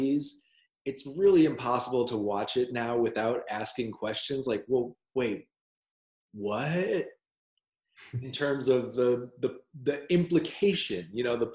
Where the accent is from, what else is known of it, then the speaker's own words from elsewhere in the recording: Minneapolis, Minnesota, United States; Minneapolis, my hometown